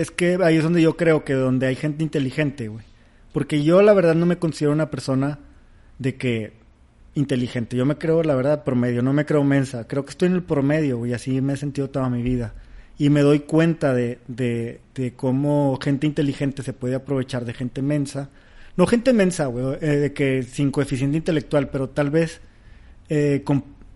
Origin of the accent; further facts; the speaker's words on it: Mexico City, Mexico; Nosotros somos chilangos, estamos en el medio y sabemos, tenemos esta información.